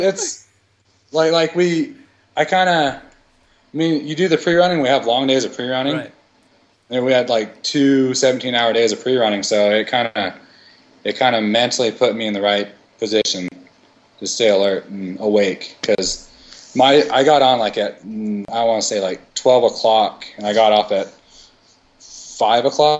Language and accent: English; Idaho, United States; growing up in Idaho, and we we live like on the tree line in the the southern desert